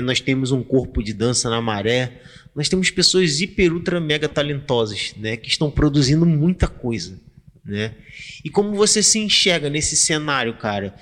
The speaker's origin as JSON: {"language": "Portuguese", "region": "Rio de Janeiro", "country": "Brazil", "tie": "born or raised there", "said": "Quando eu era criança, eu estudava na Colégio Nova Holanda"}